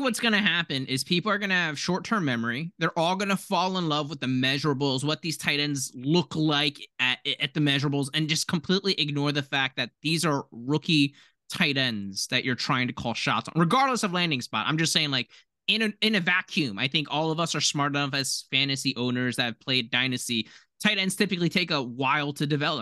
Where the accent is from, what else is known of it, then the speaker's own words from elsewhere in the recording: Philadelphia, Pennsylvania, United States; we grew up in, like, Philadelphia